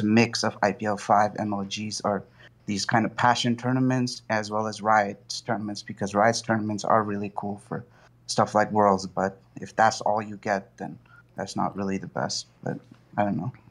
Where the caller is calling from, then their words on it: New Hampshire, United States; I'm calling from New Hampshire.